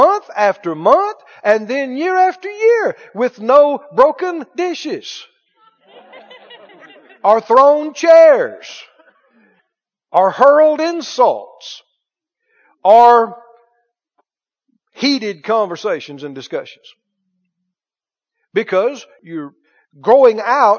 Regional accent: Mississippi, United States; I'm from Mississippi. And I've done split a lot of firewood in my time.

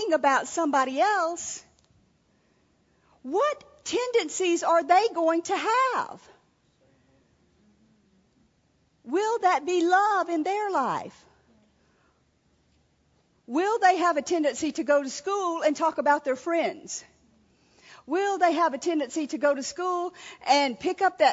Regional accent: Louisiana, United States; We were raised in Louisiana

